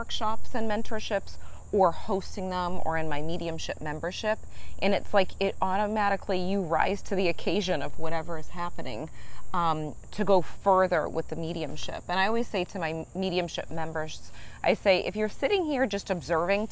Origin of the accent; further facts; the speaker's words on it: Massachusetts, United States; now in Florida, United States; we are in Massachusetts in my hometown at my parents' house